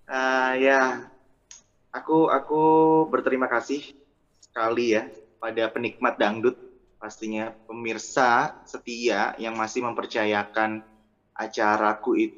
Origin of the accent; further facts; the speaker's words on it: Jember, East Java, Indonesia; now in Surabaya, Indonesia; Dari Jember yang hijrah ke Surabaya